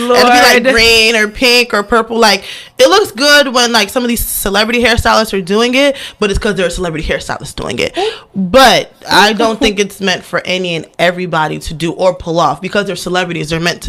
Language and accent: English; Baltimore, Maryland, United States; also born or lived in Imo State, Nigeria; I'm from over East Baltimore. Oh, and then Jesus. We moved to the county.